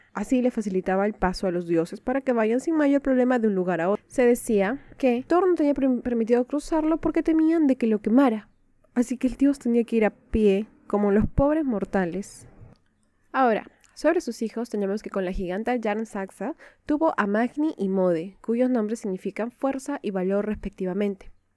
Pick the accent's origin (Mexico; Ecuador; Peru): Peru; Soy de Perú